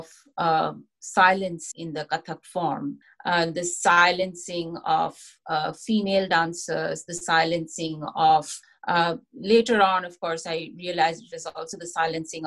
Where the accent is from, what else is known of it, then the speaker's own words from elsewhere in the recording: India; moved away as an adult; also born or lived in Kolkata; now in United States; I was born and brought up in India